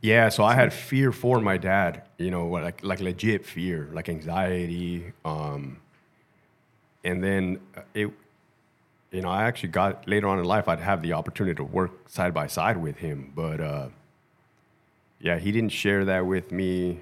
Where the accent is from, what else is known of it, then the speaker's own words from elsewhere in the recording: Brawley, California, United States; I grew up in Brawley, California, which is Southern Ca-, right there by Mexicali